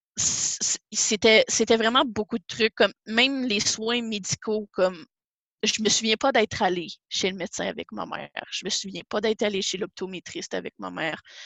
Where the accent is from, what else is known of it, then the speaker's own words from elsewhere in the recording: Saint-Jérôme, Quebec, Canada; now in Gatineau, Canada; Je, euh, viens de Saint-Jérôme, euh, mais présentement, j'habite à, Gatineau depuis, ça, va, ça a fait huit ans le 29 février